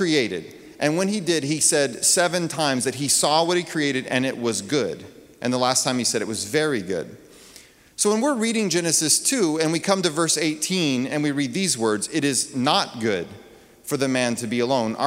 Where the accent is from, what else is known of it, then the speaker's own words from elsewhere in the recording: Texas, United States; I grew up in Texas